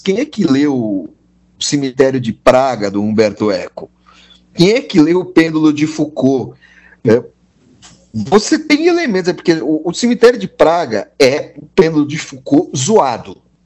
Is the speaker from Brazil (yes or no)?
yes; Serra Gaúcha, Rio Grande do Sul, Brazil; sou gaúcho, criado na Serra, gaúcha, onde todo mundo é branco de olho azul